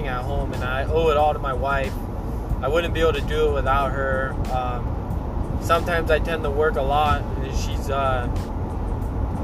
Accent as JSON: {"language": "English", "town": "Anaheim", "region": "California", "country": "United States", "tie": "born or raised there", "moved": "yes", "said": "Born and raised in Anaheim"}